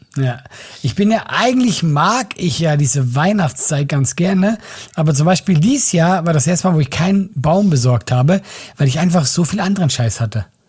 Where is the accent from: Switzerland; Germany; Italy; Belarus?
Switzerland